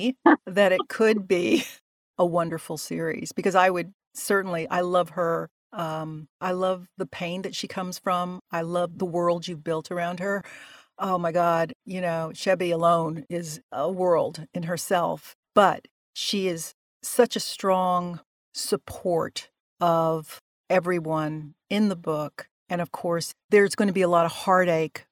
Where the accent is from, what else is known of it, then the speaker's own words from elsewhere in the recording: Atlanta, Georgia, United States; I grew up in the South and my parents were both Puerto Rican. I was born in Atlanta